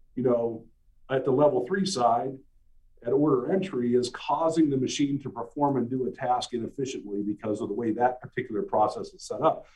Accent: Ohio, United States; moved away as an adult; I was coming back home to my hometown where I was born and raised.

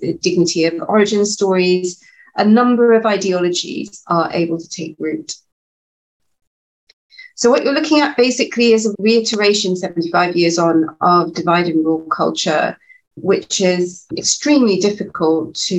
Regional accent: England, United Kingdom; I was born and brought up in the UK, and I still live and work here

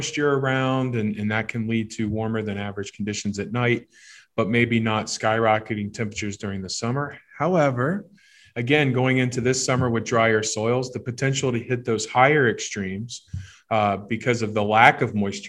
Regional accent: Miamisburg, Ohio, United States; I grew up in Miamisburg, Ohio, so Southwest Ohio

